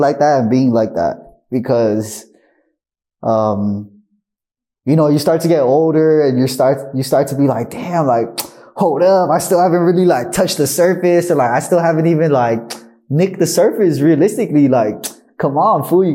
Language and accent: English; Compton, California, United States; I'm from Compton, California.